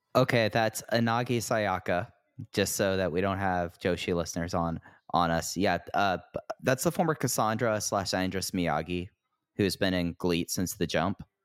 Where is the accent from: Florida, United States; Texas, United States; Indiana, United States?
Texas, United States; growing up in Texas